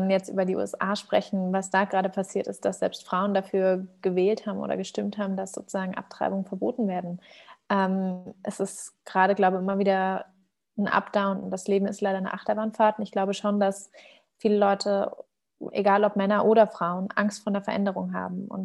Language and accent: German; Germany; werde dann immer gefragt, woher ich denn komme. Und mir glaubt dann immer keiner, wenn ich sage, ich bin Deutsche.